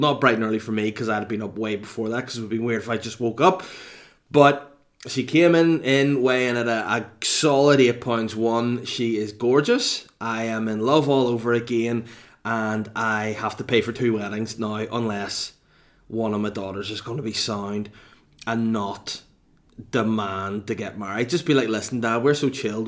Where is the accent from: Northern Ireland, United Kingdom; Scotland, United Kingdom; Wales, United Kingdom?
Northern Ireland, United Kingdom; Holywood; now in Bangor, United Kingdom; to the motherland, to Hollywood, to the hometown